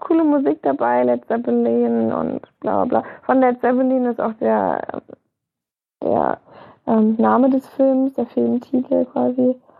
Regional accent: Germany; bei uns in Deutschland

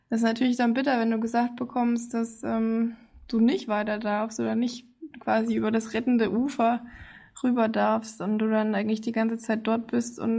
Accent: United States; Ja, also vor allem, wenn man diese Insel kennt, als Amerikaner weiß man ja, worum es da geht.

